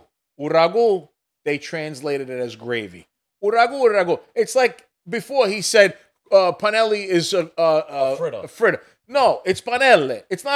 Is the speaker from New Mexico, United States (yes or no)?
no; New York City, New York, United States; I grew up in Brooklyn.